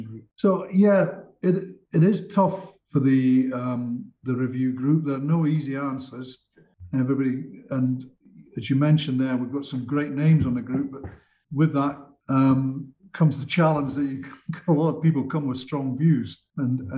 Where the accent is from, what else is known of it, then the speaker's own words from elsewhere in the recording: Scotland, United Kingdom; as a Scotsman